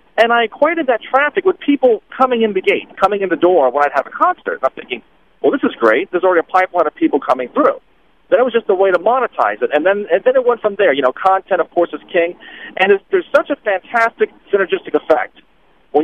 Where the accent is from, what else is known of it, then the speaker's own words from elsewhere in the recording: Boynton Beach, Florida, United States; moved away as an adult; also born or lived in Los Angeles; went back to my hometown of Boynton Beach, Florida